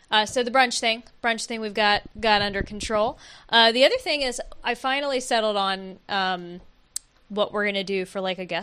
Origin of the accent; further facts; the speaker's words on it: Oakland, California, United States; So guys, we're from Oakland.